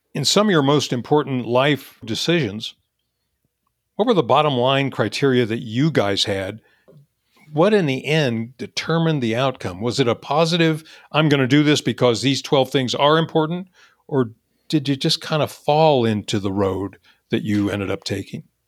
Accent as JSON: {"language": "English", "town": "Topeka", "region": "Kansas", "country": "United States", "tie": "born or raised there", "moved": "as an adult", "lives_now": "California, United States", "said": "I would stay in my hometown of Topeka, Kansas"}